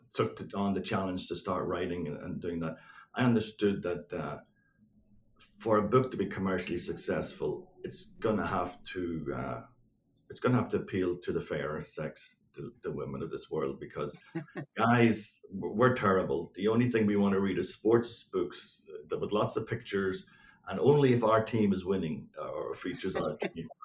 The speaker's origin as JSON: {"language": "English", "region": "Northern Ireland", "country": "United Kingdom", "tie": "born or raised there", "said": "growing up in Northern Ireland uh, uh during the seven, seven, 1970s and 80s"}